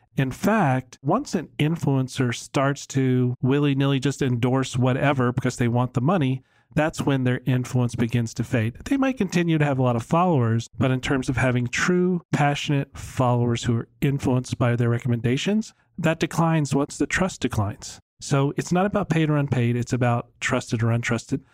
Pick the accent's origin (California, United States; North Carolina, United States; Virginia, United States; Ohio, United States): Virginia, United States; now in Dallas, United States; I grew up in Virginia